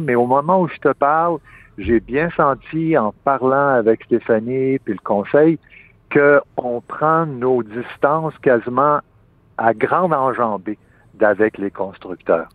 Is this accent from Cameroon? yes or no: no; Quebec, Canada; en tant que Québécois, c'est surtout mes collègues du Québec